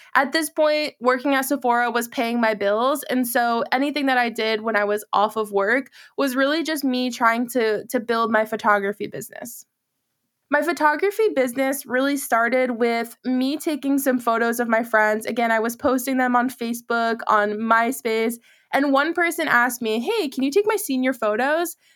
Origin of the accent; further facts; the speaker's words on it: Massachusetts, United States; now in Charlotte, United States; I'm originally from Massachusetts